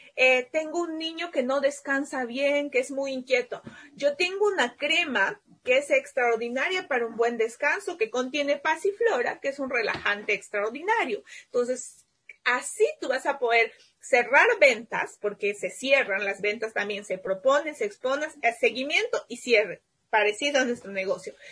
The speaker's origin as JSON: {"language": "Spanish", "country": "Peru", "said": "mi país"}